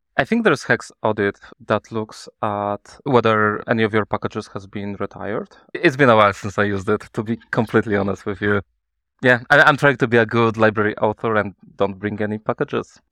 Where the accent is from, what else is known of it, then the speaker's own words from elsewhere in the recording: Poland; I'm from Poland. I'm based in, uh, Kraków, Poland.